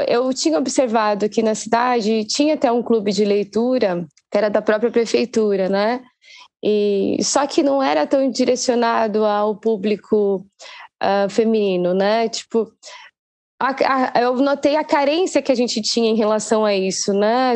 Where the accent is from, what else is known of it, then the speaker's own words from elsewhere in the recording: Guarulhos, São Paulo, Brazil; guarulhense assim, meio apaixonada pela cidade.